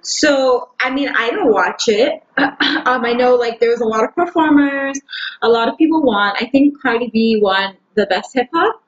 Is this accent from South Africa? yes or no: no; Canada; We are from the same country we're only one province over